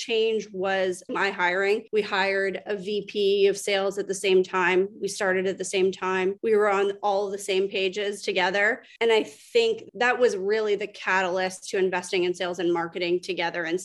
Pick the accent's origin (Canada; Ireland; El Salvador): Canada; moved away as an adult; now in Atlanta, United States; I'm Canadian, moved down to Atlanta, relocated to the US probably 7 years